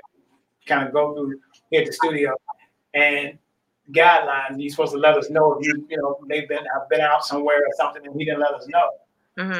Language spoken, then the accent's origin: English; Grenada, Mississippi, United States; I grew up in Grenada, Mississippi